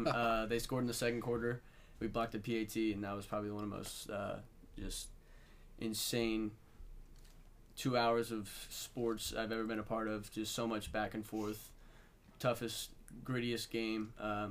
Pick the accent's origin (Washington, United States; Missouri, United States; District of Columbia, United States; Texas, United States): Washington, United States; Vancouver; I'm from Vancouver, Washington. Born and raised